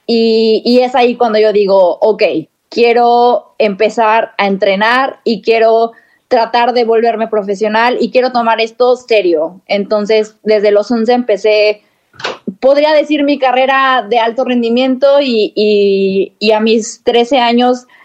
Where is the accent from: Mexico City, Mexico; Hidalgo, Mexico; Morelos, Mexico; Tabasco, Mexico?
Mexico City, Mexico; born there; mira, yo nací en Ciudad de México